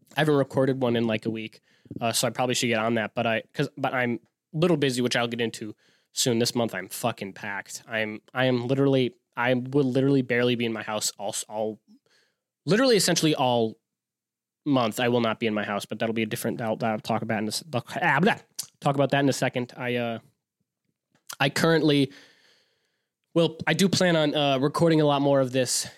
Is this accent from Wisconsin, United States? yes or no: yes; Wisconsin, United States; we're from Wisconsin.